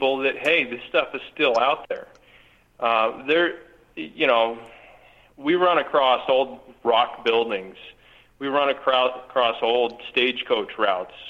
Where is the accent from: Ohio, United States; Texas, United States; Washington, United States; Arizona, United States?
Arizona, United States; we're born and raised in Arizona. That's our home